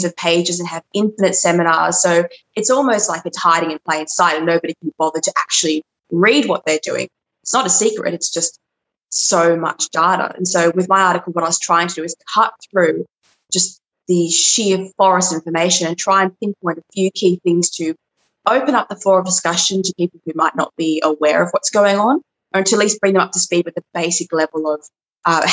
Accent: Sydney, New South Wales, Australia; I hail from Sydney

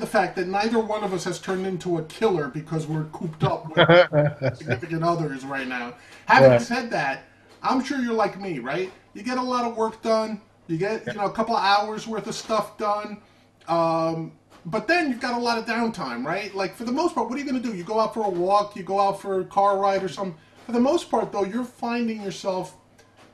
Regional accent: New York City, New York, United States; I'm from the Bronx

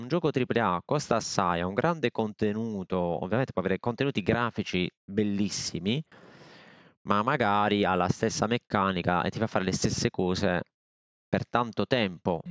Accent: Bari, Apulia, Italy; io sono di Bari

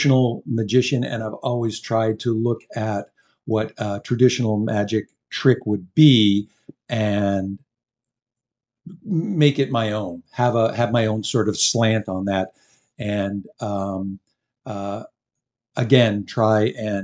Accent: Canada; being Canadian

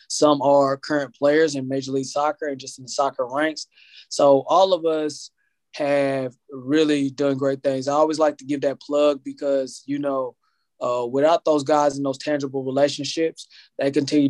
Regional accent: Indianapolis, Indiana, United States; my hometown, Indianapolis.

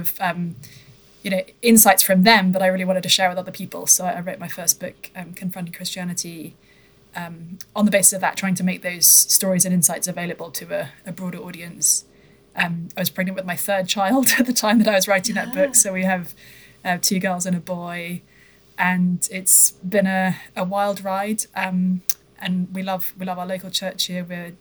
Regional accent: United Kingdom; moved away; So I come from the UK originally, as folks may be able to discern from my accent.

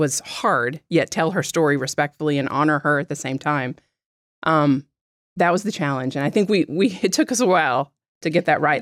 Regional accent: South Louisiana, United States; moved away as an adult; now in Baton Rouge, United States; I'm from South Louisiana, but, uh, have lived all over the country and finally came back home to practice

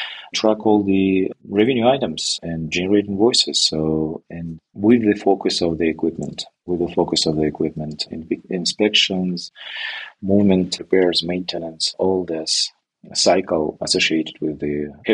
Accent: Belarus; English is a second language; moved away as an adult; now in Canada; I'm moving from Belarus, which is a country of former Soviet Republic, and it was not my decision, but my wife.

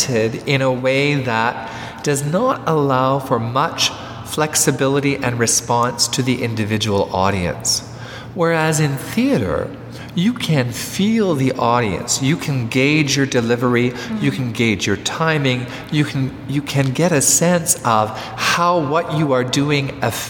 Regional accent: Montreal, Quebec, Canada; I was brought up in the West Island of Montreal

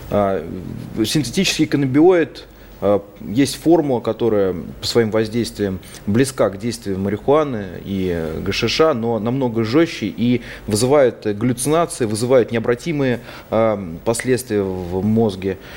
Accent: Penza, Penza Oblast, Russia; Даже вот в моем родном городе в Пензе было несколько ларьков со спайсами.

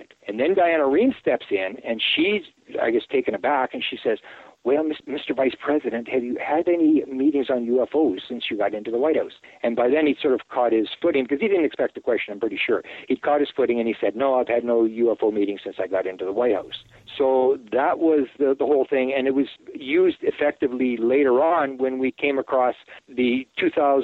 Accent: Canada; I'm a Canadian.

